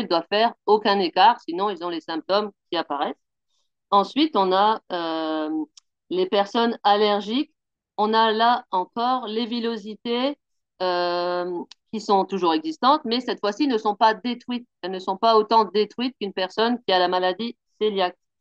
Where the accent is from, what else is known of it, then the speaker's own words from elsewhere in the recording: Picardy, Hauts-de-France, France; moved away as an adult; now in Pau, France; je suis originaire euh, de Picardie. Ça fait bientôt 8 ans que j'habite à Pau maintenant